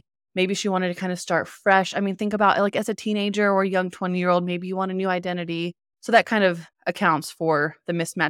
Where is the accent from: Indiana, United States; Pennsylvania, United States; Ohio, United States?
Indiana, United States; accent: twang; I grew up in Southern Indiana, and I definitely had a twang.